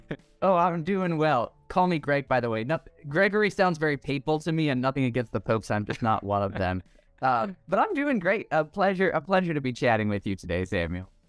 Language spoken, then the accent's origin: English; Indonesia; also born or lived in New York, United States; now in Idaho, United States; I was born in New York, grew up in Indonesia, uh, went to college in New York, went to grad school in Pennsylvania, and now I live in Idaho.